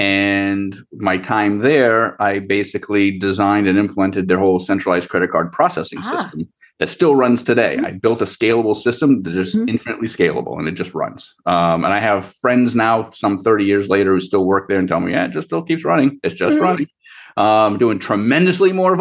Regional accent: Rhode Island, United States; also born or lived in Boston; I was born and raised in Rhode Island

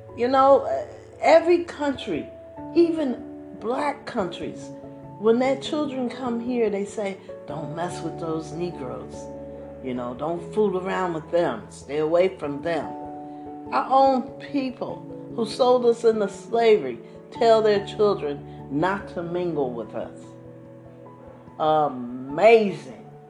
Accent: East Coast, United States; I grew up on the East Coast

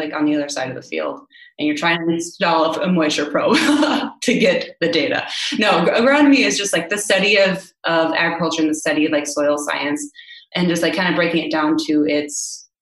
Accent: South Dakota, United States; moved away; also born or lived in Nebraska; I was born in South Dakota

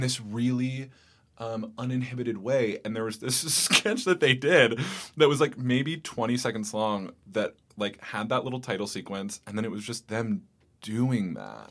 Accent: Bay Area, California, United States; moved away as an adult; now in New York, United States; I grew up in the Bay Area in California

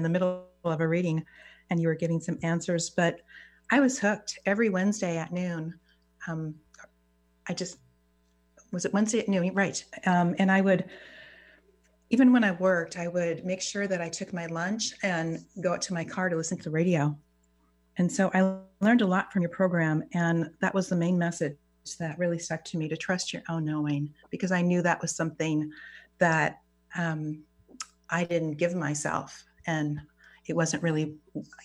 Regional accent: Upper Peninsula of Michigan, United States; I grew up in the Midwest and not so far from the Canadian border

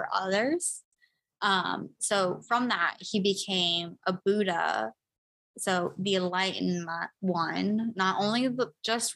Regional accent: United States; as an American

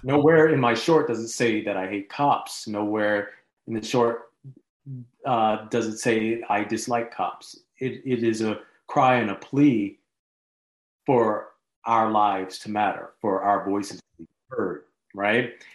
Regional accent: Montgomery, Alabama, United States; moved away; also born or lived in Los Angeles; I grew up in Montgomery, Alabama, home of the Civil Rights Movement

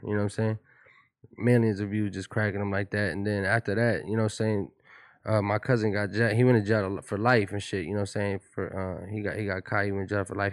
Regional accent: Pomona, California, United States; I'm from Pomona. I have a different, I have a different swag. I have a different kinda demeanor about myself, you know what I'm saying, when we, you know, growing up in Pomona

